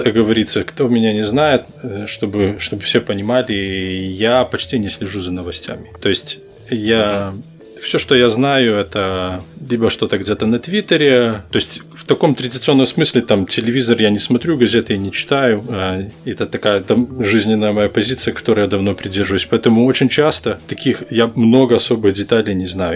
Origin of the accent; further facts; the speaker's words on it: Belarus; moved away as an adult; now in United States; Я родился, вырос в Беларуси, и я переехал, приехал в Америку, когда мне было восемнадцать лет